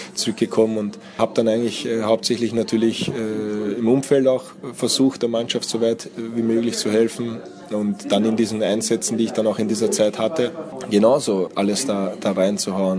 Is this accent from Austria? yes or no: yes; Austria; German is a second language; moved away as an adult; also born or lived in Hungary; now in Germany; ich bin in Österreich irgendwie, irgendwie aufgewachsen, lebe aber jetzt auch schon seit 15 Jahren in Deutschland